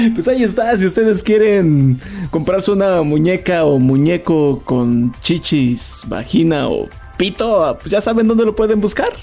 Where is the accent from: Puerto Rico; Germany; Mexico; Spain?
Mexico; yo soy un mexicano feliz